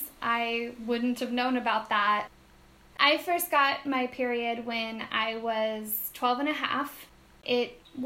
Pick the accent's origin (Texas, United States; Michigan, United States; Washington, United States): Washington, United States; Redmond; moved away as an adult; also born or lived in Seattle; now in Puerto Rico; I grew up in Redmond, which is where Microsoft was kind of born and started